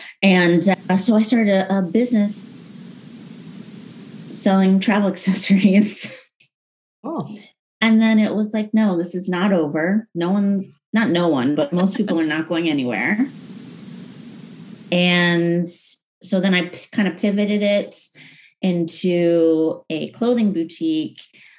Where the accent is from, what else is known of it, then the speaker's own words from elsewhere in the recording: United States; I'm very passionate online about identity. I'm very American and I'm very anti-woke and very passionate about that.